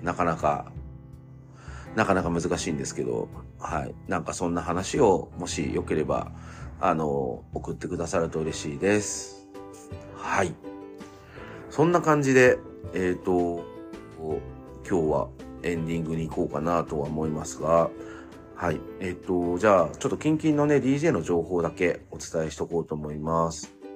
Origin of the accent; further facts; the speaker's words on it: Chigasaki, Kanagawa, Japan; now in Nakano, Japan; 茅ヶ崎出身なんですけど